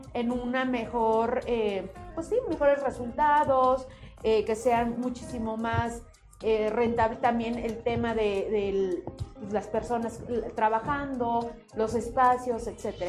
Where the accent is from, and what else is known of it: Mexico